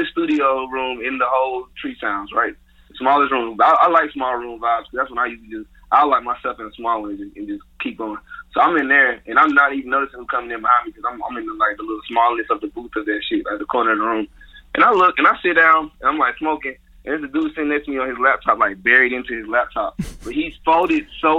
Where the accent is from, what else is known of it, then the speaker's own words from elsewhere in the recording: Atlanta, Georgia, United States; I'm from the West Side